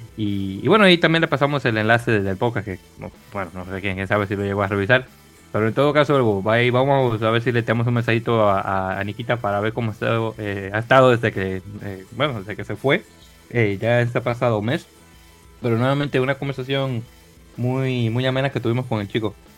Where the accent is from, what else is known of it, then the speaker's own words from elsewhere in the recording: Dominican Republic; dominicano al fin